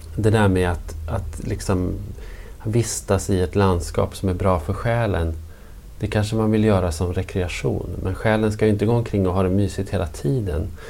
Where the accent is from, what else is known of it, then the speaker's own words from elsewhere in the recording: Norrland, Sweden; som norrlänning